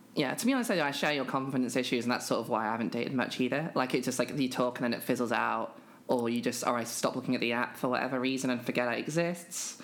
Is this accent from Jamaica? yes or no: no; United Kingdom; I'm a British trans woman